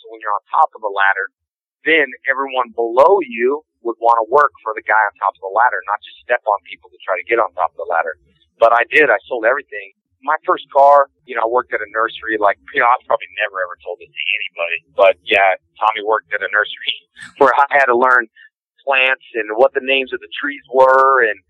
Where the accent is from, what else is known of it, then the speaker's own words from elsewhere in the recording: Covina, California, United States; also born or lived in Houston, Texas; I was probably about 8 years old in Covina, California is where I grew up.